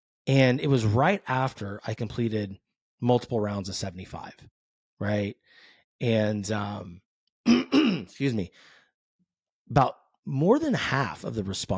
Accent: California, United States; I grew up in the San Francisco Bay. So, I mean, big Jerry Rice, Joe Montana guy

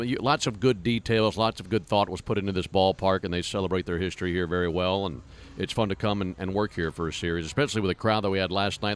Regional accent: Madison, Mississippi, United States; moved away; my hometown, Madison, Mississippi

